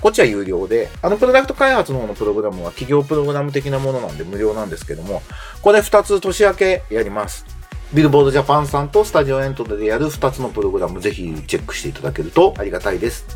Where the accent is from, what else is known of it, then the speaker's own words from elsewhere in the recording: Japan; 僕も日本の漫画で育った日本人なんで